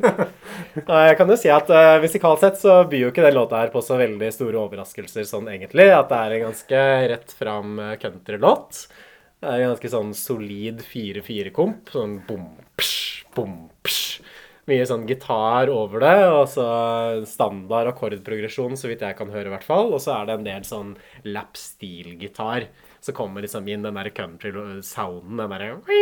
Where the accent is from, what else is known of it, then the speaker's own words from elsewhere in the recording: Norway; den der countryen som jeg vokste opp med i Norge